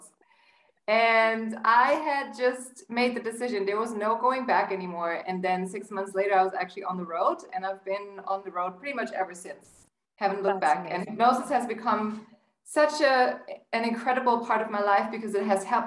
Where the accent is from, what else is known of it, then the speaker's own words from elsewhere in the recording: Germany; English is a second language; moved away as an adult; also born or lived in United States; now in Cairo, Egypt; I was born and raised in Germany. You may hear from my accent a little bit.